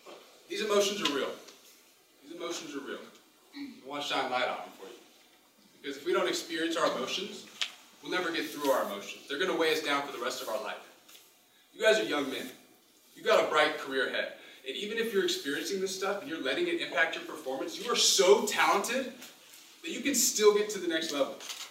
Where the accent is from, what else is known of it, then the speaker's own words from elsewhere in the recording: Massachusetts, United States; I'm from Massachusetts, and we don't even have sunlight for the next 8 months.